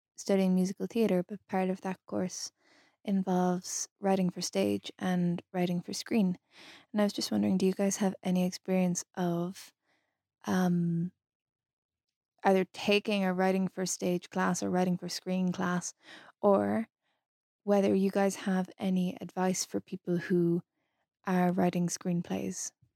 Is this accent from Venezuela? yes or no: no; Ireland; I'm from Ireland